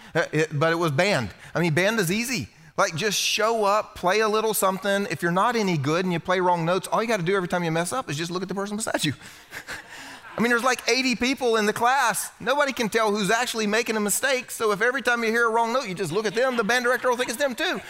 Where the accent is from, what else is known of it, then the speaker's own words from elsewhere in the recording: South Carolina, United States; You see, I was raised here in the Bible Belt. This is where I'm from, South Carolina.